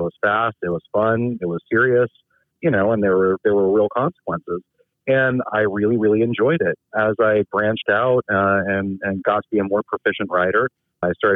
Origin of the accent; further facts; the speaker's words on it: Berkeley, California, United States; Berkeley, born and raised